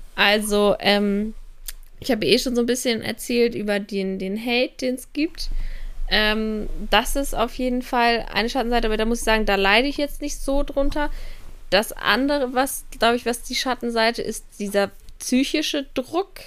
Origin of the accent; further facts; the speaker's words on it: Kiel, Schleswig-Holstein, Germany; Kiel ist auch ein Dorf gefühlt, wo ich herkomme